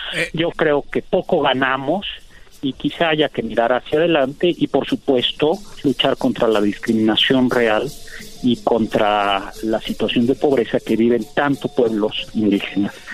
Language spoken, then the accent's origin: Spanish; Mexico; somos los mexicanos